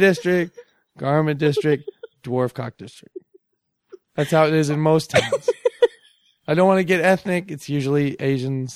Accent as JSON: {"language": "English", "town": "Bellevue", "region": "Washington", "country": "United States", "tie": "born or raised there", "also_born_or_lived": "Seattle / Redmond", "said": "I was born in Bellevue. I grew up in Bellevue."}